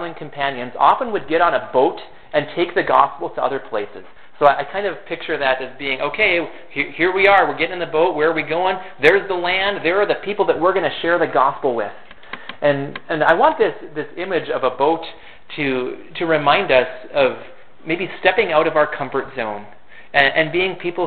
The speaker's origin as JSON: {"language": "English", "town": "Fergus Falls", "region": "Minnesota", "country": "United States", "tie": "born or raised there", "also_born_or_lived": "Turkey", "said": "Fergus Falls is my hometown. And for the first 18 years of my life here"}